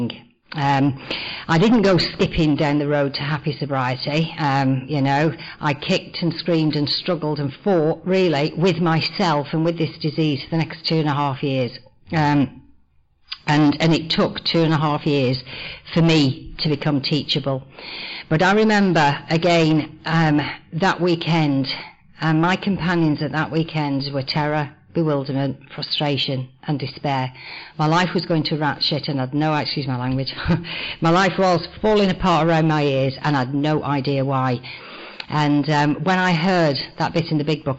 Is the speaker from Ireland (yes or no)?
no; North West England, United Kingdom; I was born in the northwest of England in the 1950s in a coal mining cotton mill town